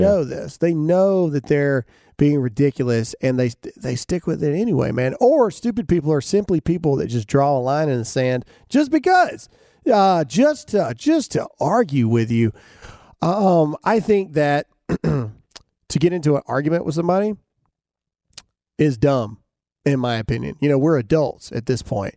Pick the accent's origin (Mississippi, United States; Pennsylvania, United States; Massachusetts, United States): Mississippi, United States; I'm from Mississippi. I'm a redneck from, from nowhere in Mississippi.